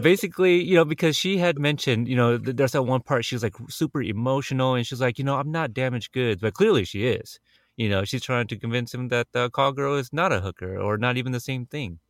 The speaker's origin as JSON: {"language": "English", "country": "United States", "tie": "born or raised there", "said": "I was born in America."}